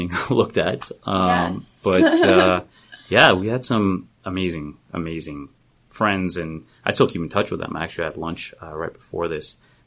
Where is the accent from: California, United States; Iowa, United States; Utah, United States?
California, United States; Los Angeles; I grew up in Southern California, up in Northridge, where the big earthquake was back in 94